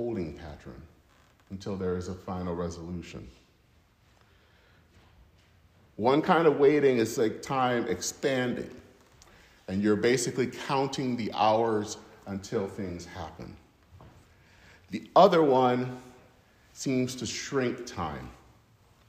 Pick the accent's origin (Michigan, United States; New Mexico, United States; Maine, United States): Michigan, United States; Flint; the YMCA in my hometown in Flint, Michigan